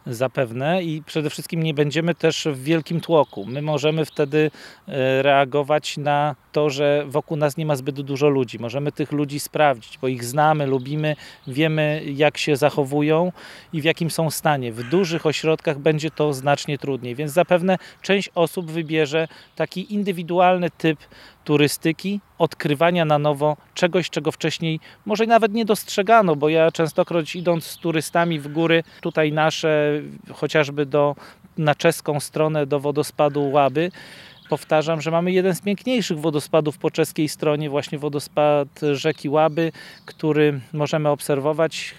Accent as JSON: {"language": "Polish", "region": "Lower Silesian Voivodeship", "country": "Poland", "said": "my z Dolnego Śląska"}